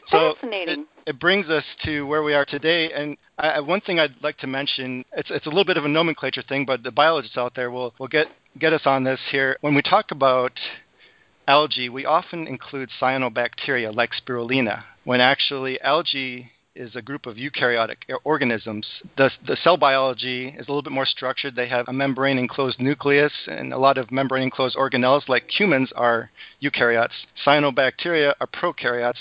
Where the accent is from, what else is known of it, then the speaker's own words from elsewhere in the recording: Madison, Wisconsin, United States; also born or lived in Green Bay, Wisconsin; I was born in Green Bay, Wisconsin, and I grew up in Madison